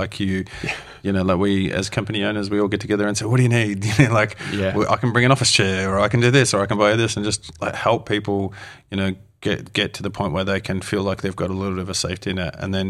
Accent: Australia; now in New Zealand; And it's for me, like as an Aussie, right, moving here to New Zealand

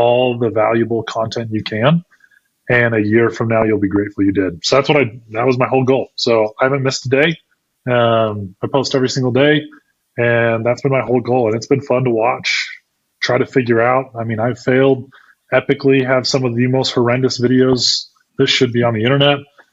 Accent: Idaho, United States; moved away as an adult; also born or lived in Utah; I grew up in Idaho, left and went and played college sports in Utah for a couple years

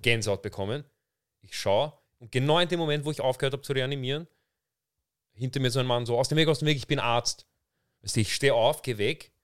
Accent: Vienna, Austria; ich bin in Wien aufgewachsen, ich bin in Wien geboren

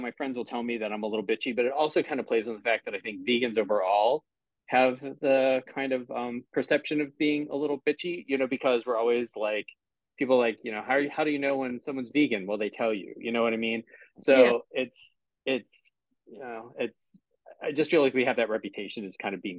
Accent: Pittsburgh, Pennsylvania, United States; now in Cleveland, United States; I live in Cleveland now, but I'm originally from Pittsburgh. Okay. So Pittsburgh is still my hometown

